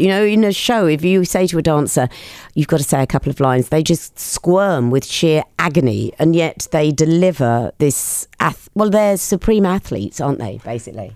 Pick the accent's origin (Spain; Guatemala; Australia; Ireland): Australia; now in United Kingdom; I grew up in Australia